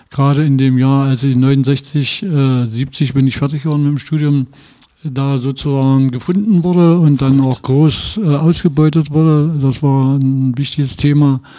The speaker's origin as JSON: {"language": "German", "town": "Altenweddingen", "region": "Saxony-Anhalt", "country": "Germany", "tie": "born there", "also_born_or_lived": "Magdeburg", "said": "Nee, nee, ich bin nicht in Magdeburg geboren, ich bin in Altenweddingen geboren."}